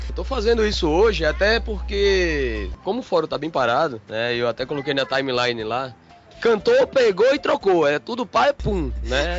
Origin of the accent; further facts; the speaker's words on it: Pernambuco, Brazil; accent: matuto; O pernambucano aqui, fala matuto, né? mas é, o sotaquezinho é um pouquinho diferente do de vocês